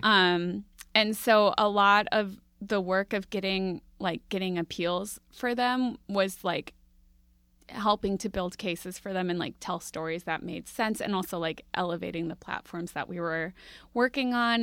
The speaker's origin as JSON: {"language": "English", "town": "Minneapolis", "region": "Minnesota", "country": "United States", "tie": "born or raised there", "said": "I grew up in Minneapolis"}